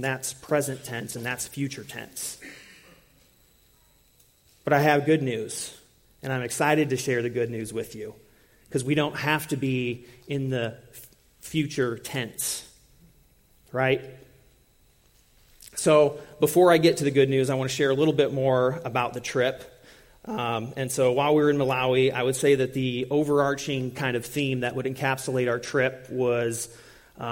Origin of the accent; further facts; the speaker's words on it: United States; being from a different culture and being the American